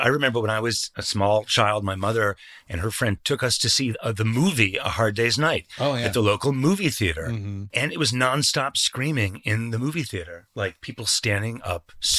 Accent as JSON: {"language": "English", "town": "Cleveland", "region": "Ohio", "country": "United States", "said": "But, I'm from Cleveland originally. So when I was growing up, the Belkin brothers."}